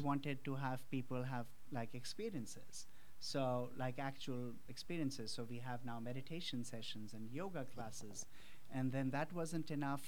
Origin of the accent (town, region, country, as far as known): India; born or raised there; moved away